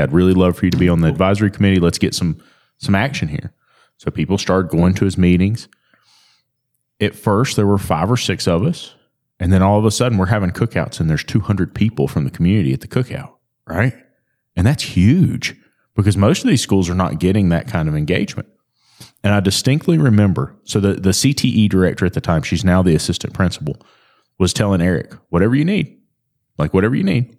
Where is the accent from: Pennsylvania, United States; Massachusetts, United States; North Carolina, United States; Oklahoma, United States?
North Carolina, United States; I'm from North Carolina.